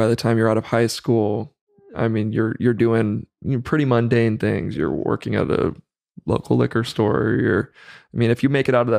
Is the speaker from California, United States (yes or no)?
yes; Chowchilla, California, United States; I grew up in Central Valley of California. So in a small town near Fresno called Chowchilla.